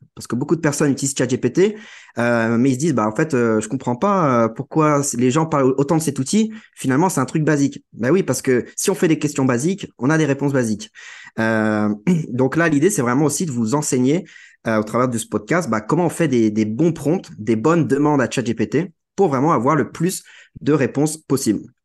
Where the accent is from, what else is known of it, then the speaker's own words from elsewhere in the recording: Guingamp, Brittany, France; je viens de, de la Bretagne, d'un petit village euh, de 7500 habitants qui s'appelle Guingamp